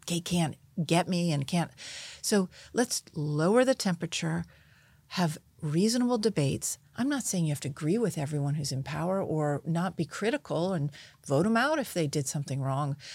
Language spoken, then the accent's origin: English; United States; I grew up outside of Washington